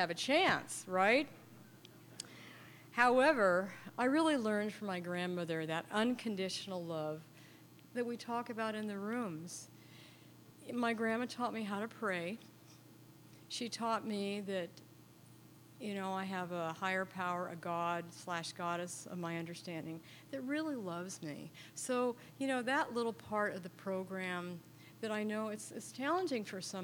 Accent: San Francisco, California, United States; I grew up in San Francisco. Grew up way out by the beach on 45th and Terraville

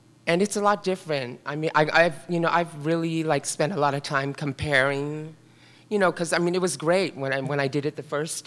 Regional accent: San Francisco, California, United States; also born or lived in Carmel; I grew up in the Richmond district here in San Francisco

